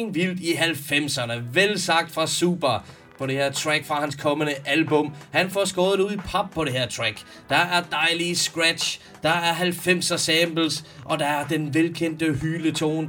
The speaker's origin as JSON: {"language": "Danish", "country": "Denmark", "said": "Jeg er vaskægte dansker, måske tredje, fjerde generations indvandrer"}